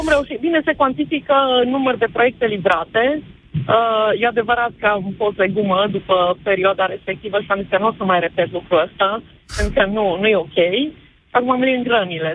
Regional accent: Cluj-Napoca, Cluj County, Romania; sunt din Cluj

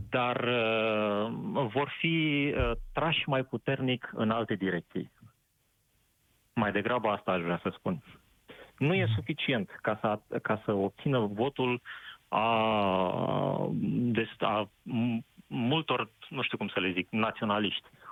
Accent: Moldavia, Romania; sunt din Moldova

